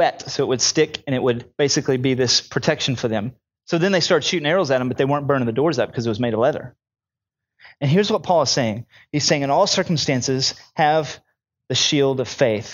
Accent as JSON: {"language": "English", "country": "United States", "said": "I'm an American"}